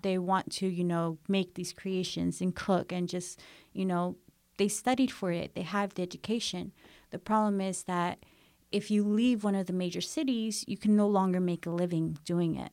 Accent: United States; born or raised there; first language English; moved away as an adult

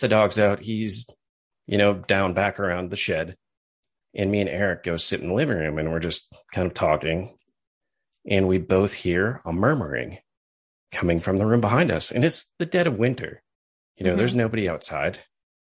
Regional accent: Wisconsin Rapids, Wisconsin, United States; from my hometown of Wisconsin Rapids

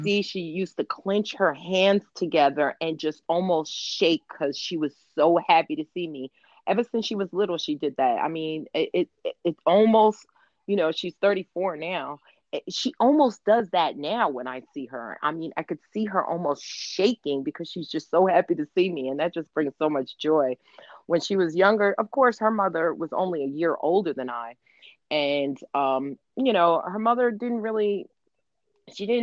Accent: New York, United States; moved away as an adult; Every time I came home to New York, I'm from New York

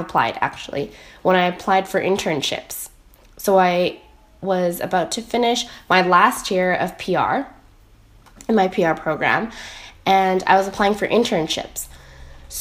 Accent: Richmond, British Columbia, Canada; I am from Richmond, British Columbia, in Canada

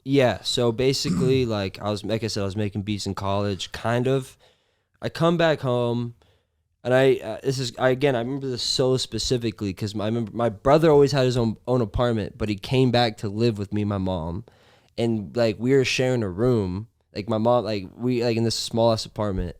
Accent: Long Beach, California, United States; also born or lived in Nebraska; I moved around a little bit as a kid, but I feel like my formative years were in Long Beach

